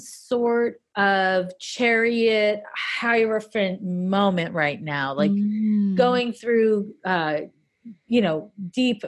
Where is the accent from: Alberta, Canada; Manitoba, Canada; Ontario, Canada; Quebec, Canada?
Quebec, Canada; Montreal; I'm from Montreal